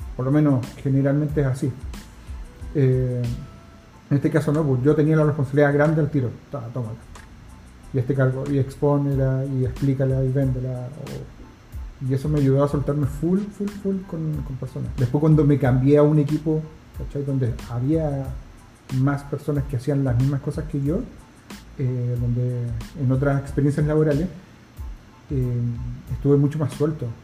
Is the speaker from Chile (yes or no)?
yes; La Serena, Coquimbo, Chile; moved away as an adult; also born or lived in Santiago; yo soy de La Serena, entonces es una ciudad que está lejos de la capital